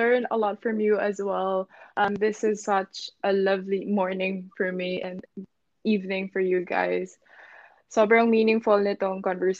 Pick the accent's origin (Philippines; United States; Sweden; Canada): Philippines; now in London, United Kingdom; how I did it and how I came from the Philippines to London, basically my story.